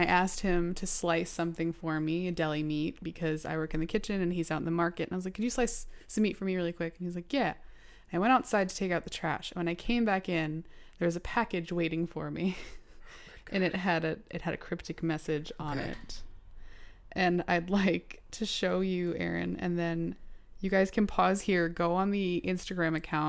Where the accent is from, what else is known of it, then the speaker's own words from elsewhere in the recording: Manhattan, New York, United States; born there; I was born in Manhattan.